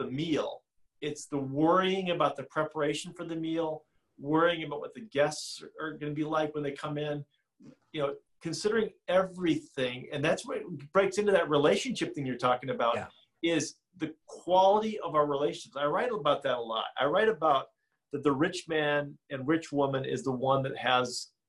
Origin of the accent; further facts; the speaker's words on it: Butte, Montana, United States; I'm 100% Irish, roots from Montana, you know, the Butte, Montana, the biggest hole on earth, and big Irish American experience there.